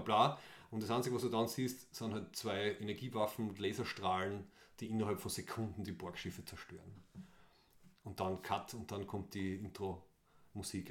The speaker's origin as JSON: {"language": "German", "country": "Austria", "said": "als Österreicher und Österreicherinnen"}